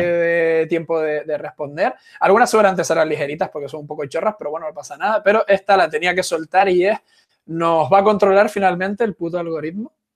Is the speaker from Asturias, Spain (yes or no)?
no; Canary Islands, Spain; Yo soy canario, no puedo decir patata